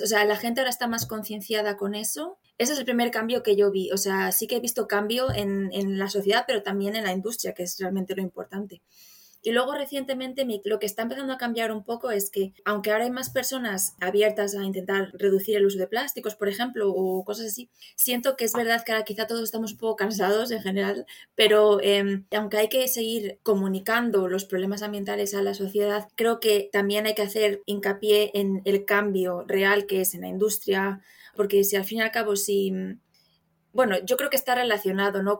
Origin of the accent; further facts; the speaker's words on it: Zamora, Castile and León, Spain; moved away as an adult; now in Ireland; soy de Zamora, aunque actualmente vivo en el extranjero, llevo viviendo en el extranjero varios años.